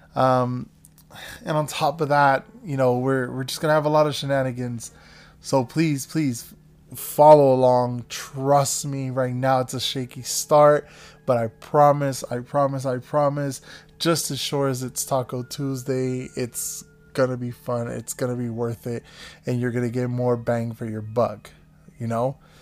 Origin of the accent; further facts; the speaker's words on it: the Everglades, Florida, United States; moved away as an adult; now in Los Angeles, United States; I grew up in the Everglades, so not any place fancy like L